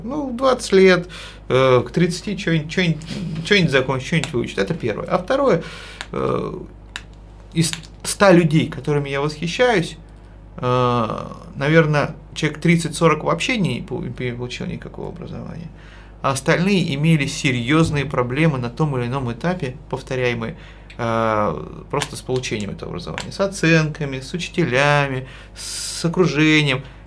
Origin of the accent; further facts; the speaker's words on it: Podolsk, Moscow Oblast, Russia; я вырос в Подольске